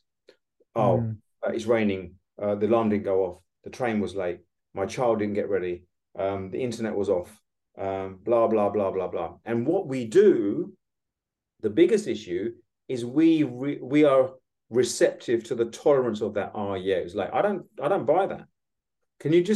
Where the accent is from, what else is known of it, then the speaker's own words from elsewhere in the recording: United Kingdom; we, as a British